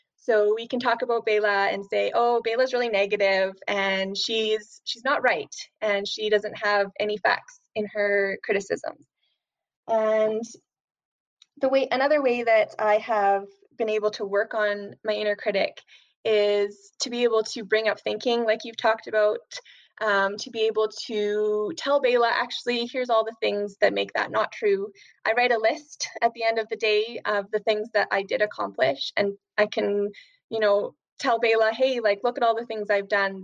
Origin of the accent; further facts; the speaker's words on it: Alberta, Canada; I'm from Alberta, Canada